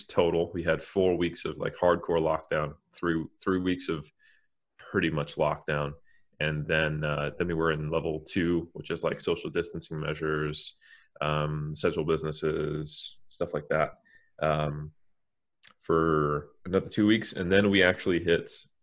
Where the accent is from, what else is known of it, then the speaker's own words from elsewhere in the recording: United States; now in New Zealand; as an American, I'm happy to be in New Zealand.